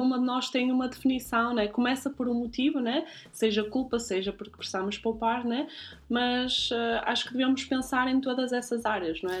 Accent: Guimarães, Norte, Portugal; now in Zurich, Switzerland; Nasci em Guimarães e vivo atualmente em Zurique.

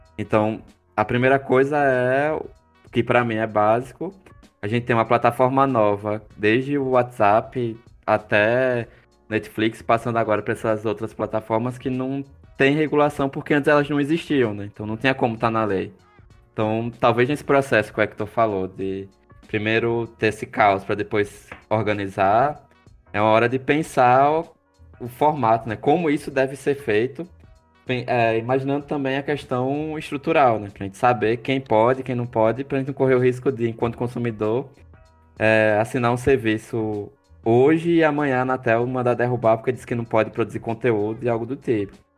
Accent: Maceió, Alagoas, Brazil; accent: alagoano; lá em Maceió, a gente tem um, um, projeto no Teatro de Arena

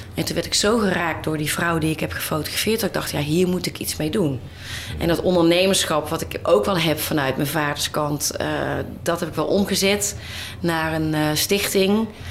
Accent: Boxtel, North Brabant, Netherlands; moved away as an adult; Ik ben opgegroeid in Boksel in Brabant. Ja. Heel fijn, tot mijn achttiende.

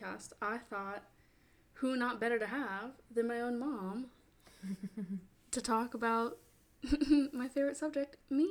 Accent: Fauquier County, Virginia, United States; moved away as an adult; now in Savannah, United States; Virginia, which is where I'm born and raised

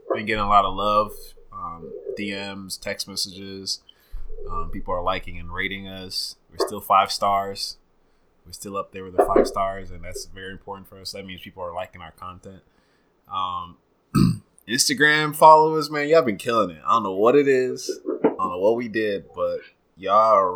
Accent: Uganda; moved away; Growing up in Uganda

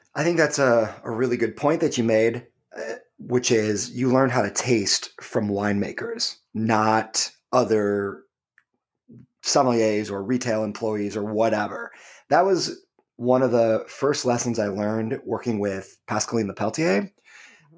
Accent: Michigan, United States; now in Hudson Valley, United States; Michigan, my home state

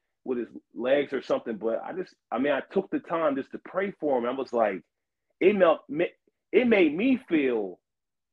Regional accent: Delaware, United States; I'm from Delaware

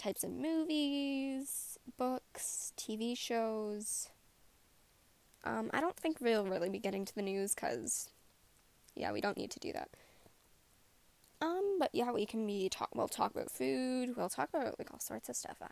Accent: Canada; I am a Canadian writer.

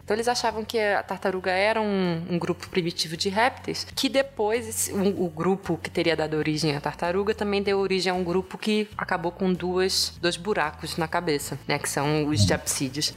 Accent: Rio de Janeiro, Brazil; moved away as an adult; also born or lived in Ribeirão Preto, São Paulo; Eu sou carioca de nascença, mas eu não falo nascença. é, nasci no Rio e lá estudei, passei toda a minha vida, basicamente, né? Até o final da graduação

